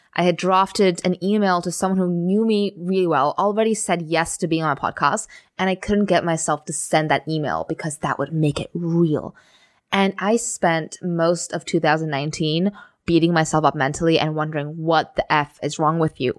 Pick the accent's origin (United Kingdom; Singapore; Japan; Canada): Singapore; moved away as an adult; also born or lived in Amsterdam / Germany; I grew up in Singapore